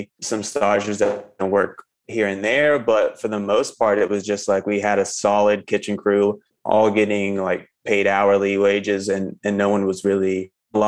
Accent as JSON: {"language": "English", "region": "the South", "country": "United States", "tie": "born or raised there", "moved": "as an adult", "lives_now": "Philadelphia, United States", "said": "being raised and growing up in the South"}